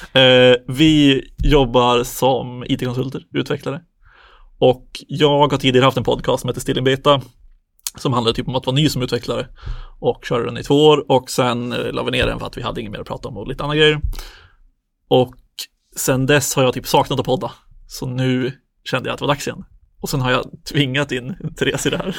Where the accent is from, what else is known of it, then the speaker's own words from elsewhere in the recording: Söderhamn, Gävleborg County, Sweden; now in Stockholm, Sweden; bor i Stockholm, kommer från Söderhamn